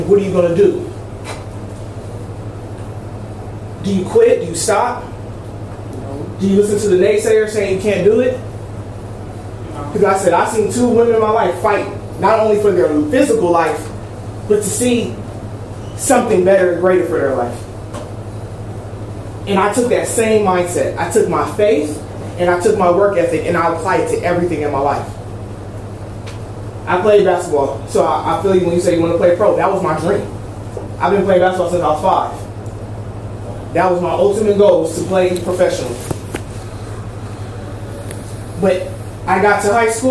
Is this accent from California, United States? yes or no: yes; Long Beach, California, United States; I'm right here from Long Beach. I'm not far from your neighborhood. And I came from an area where I've seen young ladies get raped in the alley from my bedroom window